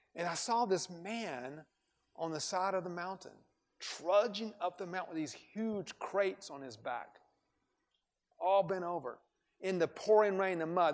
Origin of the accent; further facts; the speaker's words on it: Atlanta, Georgia, United States; moved away as an adult; also born or lived in India; I grew up in Atlanta